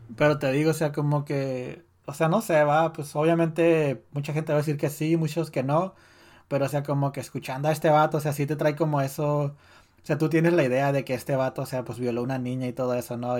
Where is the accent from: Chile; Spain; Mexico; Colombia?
Mexico; siendo mexicano y creciendo en esos días